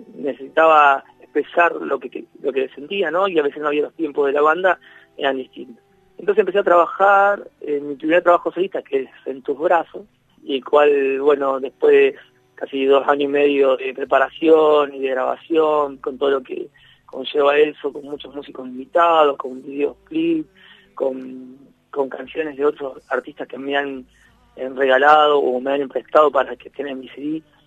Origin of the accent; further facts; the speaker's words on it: Rosario, Santa Fe, Argentina; soy el, músico rosarino de acá, de la zona